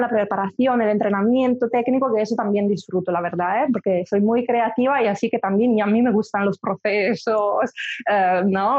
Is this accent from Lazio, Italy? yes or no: no; Milan, Lombardy, Italy; Spanish is a second language; moved away; Soy de Milán, soy italiana, empecé allí, me formé